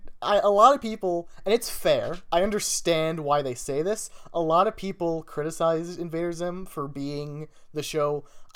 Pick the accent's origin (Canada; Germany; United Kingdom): Canada; Because I'm Canadian.